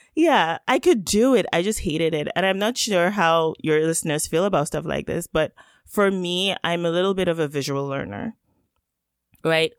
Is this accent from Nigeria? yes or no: yes; Nigeria; first language Yoruba; English is a second language; now in Canada; I am Nigerian by birth. And of course, that's where I grew up